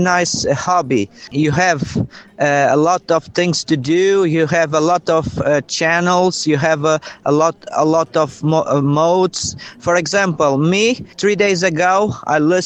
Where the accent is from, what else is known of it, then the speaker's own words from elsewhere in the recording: São Jorge, Madeira, Portugal; I'm from North Madeira Island, a place called São Jorge, near from the lighthouse.